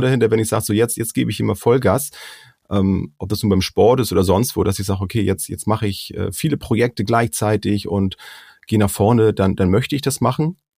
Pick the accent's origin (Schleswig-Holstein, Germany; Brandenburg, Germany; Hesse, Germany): Schleswig-Holstein, Germany; wir kommen ja nur hier aus Schleswig-Holstein